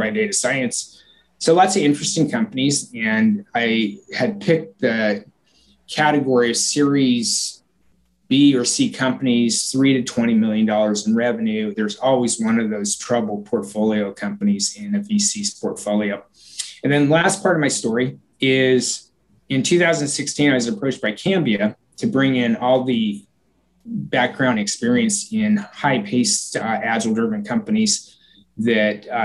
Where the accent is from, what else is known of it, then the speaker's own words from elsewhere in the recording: Portland, Oregon, United States; my hometown of Portland